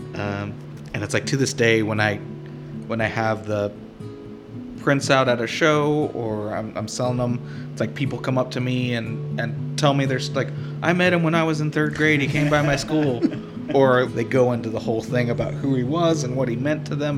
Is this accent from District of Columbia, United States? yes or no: no; Houston, Texas, United States; growing up in Houston